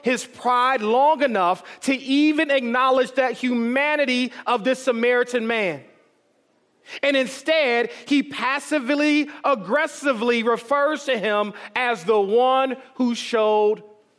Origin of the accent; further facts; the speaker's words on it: Detroit, Michigan, United States; growing up in Detroit, Michigan, which had a population at the time of 89% of African Americans